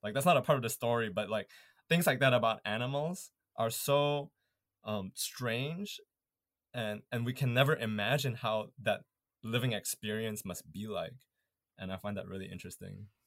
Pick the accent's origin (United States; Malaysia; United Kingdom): Malaysia; moved away as an adult; now in Canada; growing up in Malaysia